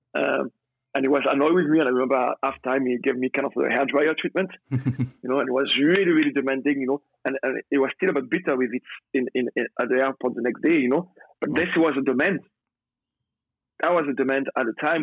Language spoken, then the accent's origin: English; Centre-Val de Loire, France; English is a second language; moved away as an adult; also born or lived in Turin, Italy / Paisley, Scotland; now in United Kingdom; growing up in France